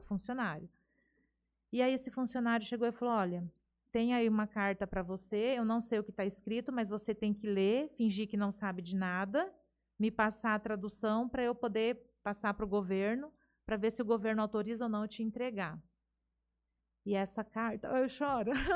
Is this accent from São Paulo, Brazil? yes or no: yes; Jales, São Paulo, Brazil; eu nasci aqui em Jales, né? Sempre estudei aqui até os 18 anos